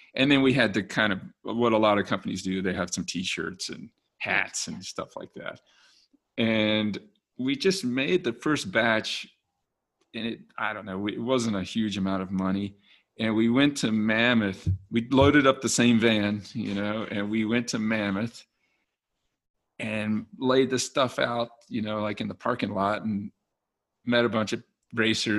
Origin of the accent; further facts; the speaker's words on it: Richmond, Virginia, United States; now in Golden, United States; I was born in Virginia, Richmond, Virginia, and now live in Golden, Colorado